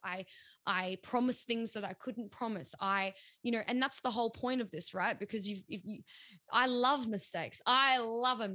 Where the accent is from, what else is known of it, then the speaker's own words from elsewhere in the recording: South Australia, Australia; We're still being South Australian